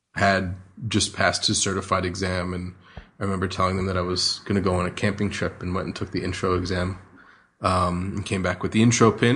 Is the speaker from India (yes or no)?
no; New Jersey, United States; moved away as an adult; now in Australia; I grew up in New Jersey, um, outside of New York, probably about an hour's drive from New York City